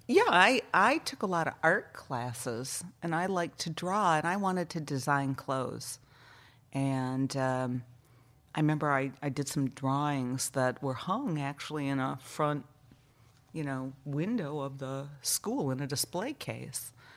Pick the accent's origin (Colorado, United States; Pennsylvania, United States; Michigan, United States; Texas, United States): Michigan, United States; Allegan; also born or lived in Chicago, Illinois; we moved to Michigan, I think, when I was around kindergarten age.